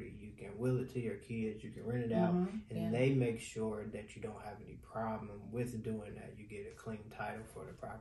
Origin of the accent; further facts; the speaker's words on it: Cincinnati, Ohio, United States; moved away as an adult; now in Las Vegas, United States; we come from Ohio. We come from Cincinnati, Ohio, the Midwest.